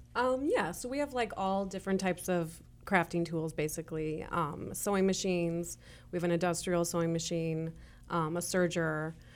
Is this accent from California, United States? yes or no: no; Chicago, Illinois, United States; moved away as an adult; now in Kansas City, Kansas, United States; we're originally from Chicago.